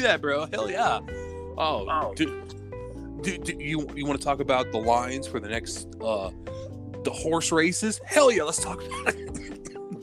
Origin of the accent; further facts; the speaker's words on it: Texas, United States; as we are Texan